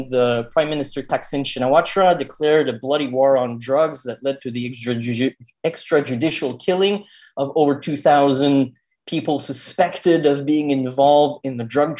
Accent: Montreal, Quebec, Canada; moved away as an adult; now in Thailand; I'm originally from Montreal in Canada.

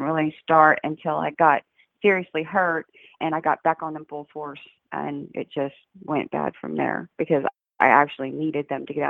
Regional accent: Austin, Texas, United States; also born or lived in Houston / Dallas / Granbury; I was born and raised in Austin and Houston. My dad moved to Houston when I was 11, so I grew up in both cities.

